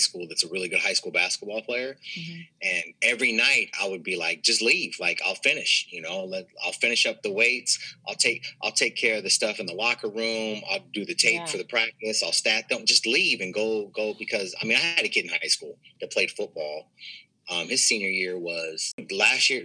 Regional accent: Kansas City, United States; moved away; I'm from Kansas City and I have a lot of people from back home

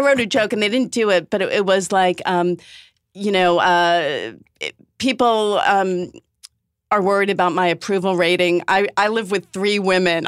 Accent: Newton, Massachusetts, United States; I'm from Newton, Massachusetts

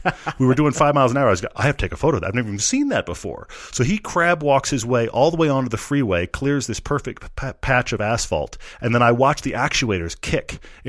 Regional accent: Texas, United States; I grew up in Texas where we get like a spit of ice, we all just hunkered down.

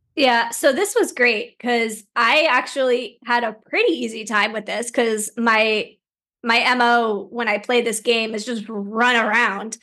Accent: Plainsboro, New Jersey, United States; also born or lived in Princeton, New Jersey; I grew up in Plainsboro.

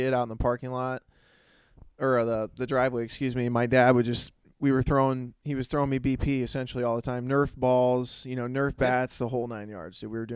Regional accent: Lincoln, Illinois, United States; born and raised in Lincoln

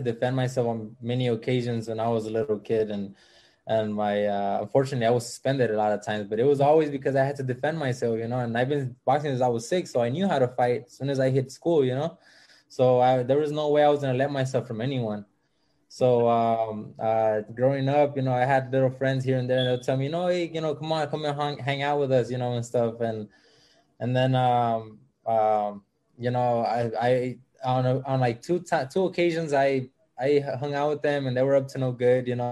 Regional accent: Los Angeles, California, United States; I grew up here in South Central

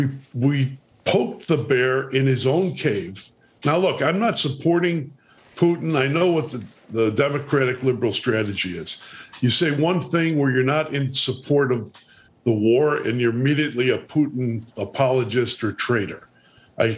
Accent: Chicago, Illinois, United States; I'm from Chicago.

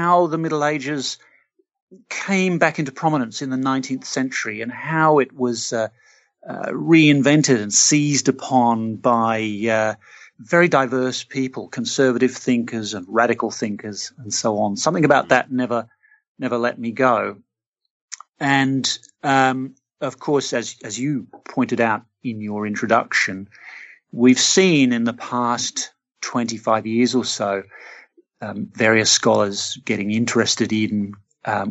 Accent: Australia; I'm Australian. I grew up in an Australian city

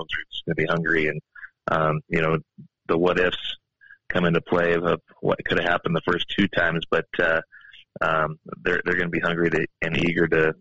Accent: Havre, Montana, United States; now in Helena, United States; I'm from Haver

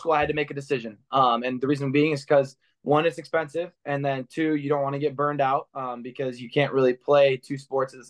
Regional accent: Clinton Township, Michigan, United States; I grew up in the Clinton Township area, a suburb of Detroit, and I grew up around here

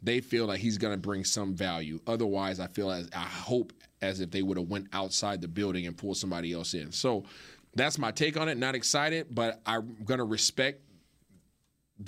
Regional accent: Seattle, Washington, United States; I'm a Seattle guy, born and raised in Seattle

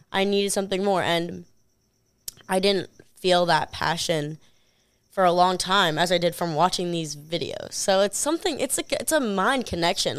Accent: New York, United States; I'm from New York

